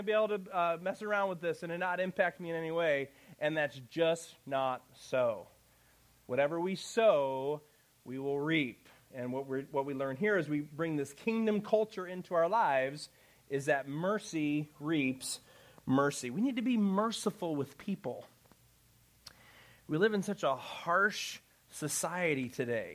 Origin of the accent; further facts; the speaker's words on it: Chicago, Illinois, United States; moved away; I'm from Chicago